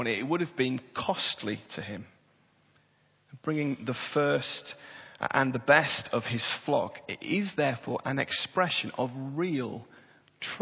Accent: Tyneside, North East England, United Kingdom; I was born and bred on Tyneside

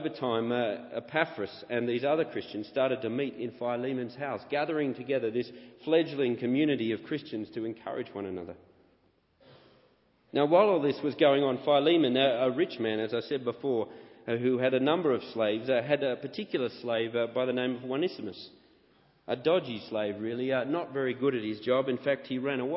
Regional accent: Canberra, Australian Capital Territory, Australia; moved away; also born or lived in Sydney; I was born in Canberra, Australia

